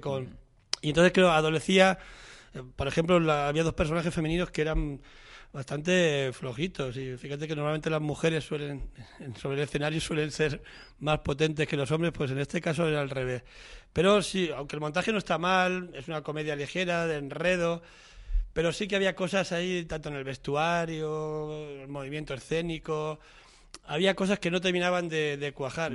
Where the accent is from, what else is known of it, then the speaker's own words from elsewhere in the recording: Spain; cómo somos los españoles